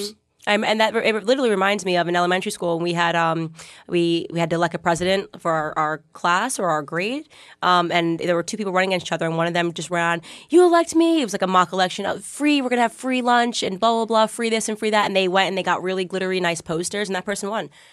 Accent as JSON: {"language": "English", "region": "Connecticut", "country": "United States", "tie": "born or raised there", "moved": "yes", "said": "I grew up in Connecticut"}